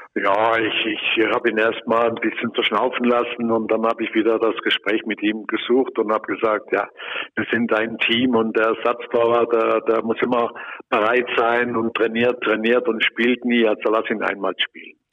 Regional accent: Lörrach, Baden-Württemberg, Germany; moved away; bin ich in Lörrach, in meiner Geburtsstadt

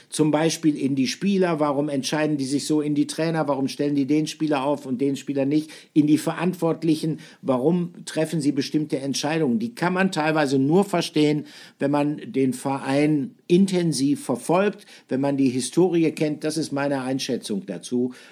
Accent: Bielefeld, North Rhine-Westphalia, Germany; Ich komme aus Bielefeld, ich bin aus Westfalen.

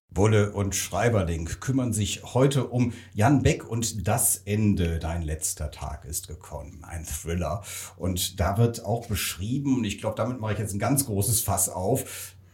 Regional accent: Rhineland, Germany; komme ich auch aus dem Rheinland

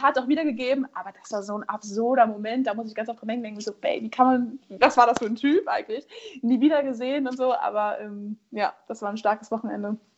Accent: Germany; ich als Deutsche

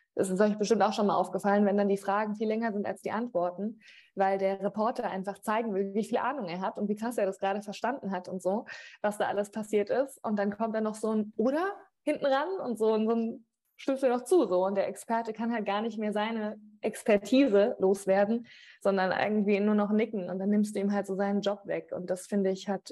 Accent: Rhineland-Palatinate, Germany; also born or lived in Wiesbaden; meine Eltern kommen aus Mainz und meine Family

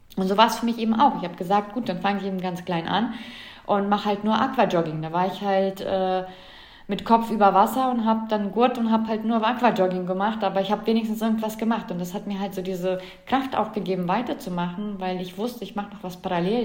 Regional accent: Germany; bei uns in Deutschland oder Europa

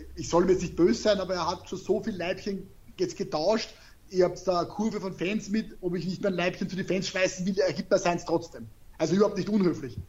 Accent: Austria; ich spreche Deutsch, ich bin aus Österreich

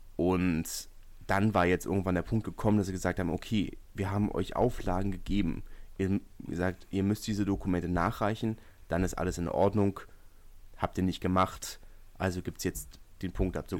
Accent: Berlin, Germany; als Berliner

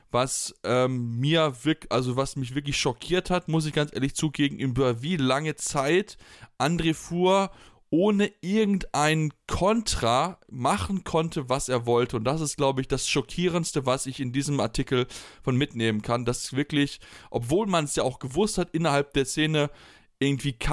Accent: Blomberg, North Rhine-Westphalia, Germany; ich komme aus der Region, ich, ich ich habe in Blomberg selbst jahrelang Handball gespielt

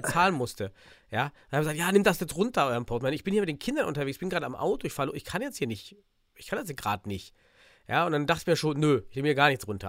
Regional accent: Suhl, Thuringia, Germany; aus mhm. dem beschaulichen Suhl

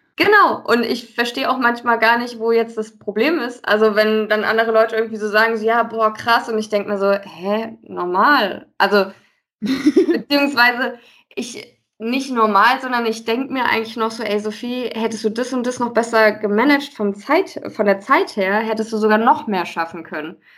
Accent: Westerwald, Rhineland-Palatinate, Germany; now in Frankfurt, Germany; ich bin zwar jetzt schon einige Jahre in Frankfurt wohnhaft, aber ich komme ja eigentlich aus dem äh, gebürtig aus dem Westerwald, mhm. aus einem kleinen Dörflein

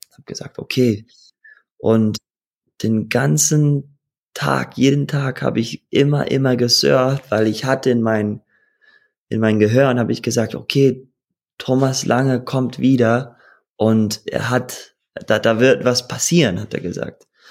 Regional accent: Costa Rica; German is a second language; also born or lived in Hawaii; ich bin geboren auf Hawaii, aufgewachsen in Costa Rica

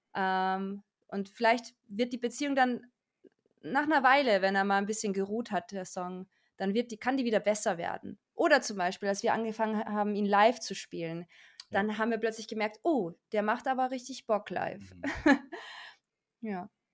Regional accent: Austria; moved away as an adult; also born or lived in Salzburg; now in Cologne, Germany; Ich komme ursprünglich aus Österreich

